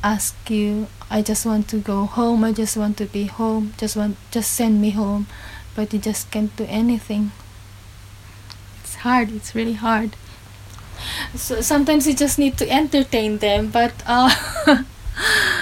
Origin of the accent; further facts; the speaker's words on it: Philippines; moved away as an adult; now in Cornwall, United Kingdom; I'm from the Philippines.